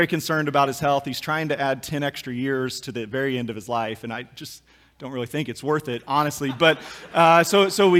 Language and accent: English; Kansas, United States; we grew up in Kansas